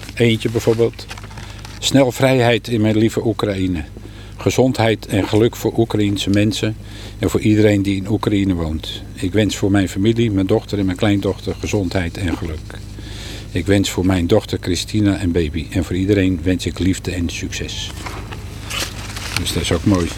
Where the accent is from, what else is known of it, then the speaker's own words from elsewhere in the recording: Randstad, Netherlands; moved away as an adult; now in Harlingen, Netherlands; Ik kom uit de Randstad